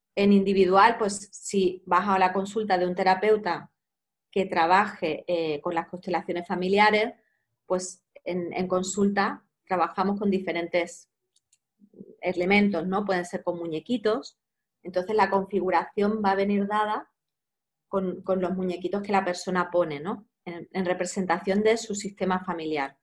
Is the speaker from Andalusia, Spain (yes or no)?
yes; Cádiz, Andalusia, Spain; moved away as an adult; also born or lived in Granada; now in Barcelona, Spain; yo soy de Cádiz